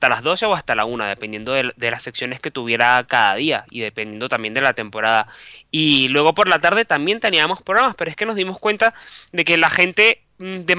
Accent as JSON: {"language": "Spanish", "country": "Venezuela", "moved": "as an adult", "lives_now": "Madrid, Spain", "said": "yo soy periodista, soy venezolano. Por casualidad de la vida estudié un máster en Bilbao de la UPV. Luego, pues, volví a Caracas, trabajé en televisión y de repente volví a Madrid"}